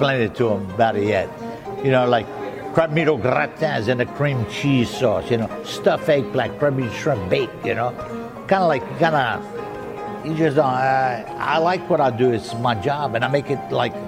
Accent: the Bayou, South Louisiana, United States; first language French; English is a second language; I'm from the Bayou. I've been here at Galatoire since 1967.

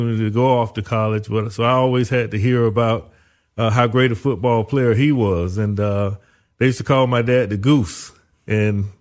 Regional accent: Zellwood, Florida, United States; moved away as an adult; also born or lived in Orlando, Florida / Tallahassee, Florida / Miami, Florida; my parents lived in a little small town called Zellwood. Very few people there. It was a community that was a migrant community known for farming. One of the things that Zellwood, Florida, was famous for was corn

